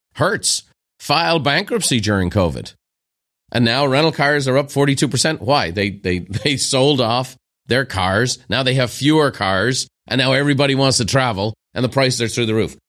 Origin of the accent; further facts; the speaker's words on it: Ireland; moved away as an adult; now in United States; as an Irishman who became an American